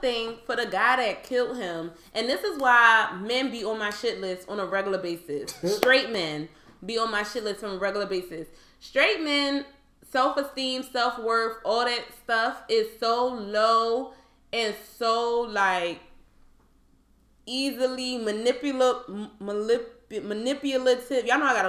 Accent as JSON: {"language": "English", "town": "Baltimore", "region": "Maryland", "country": "United States", "said": "I am from Baltimore."}